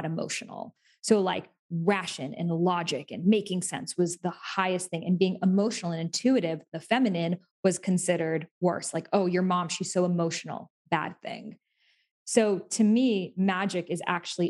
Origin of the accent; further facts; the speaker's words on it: Massachusetts near Salem, United States; I grew up in Massachusetts near Salem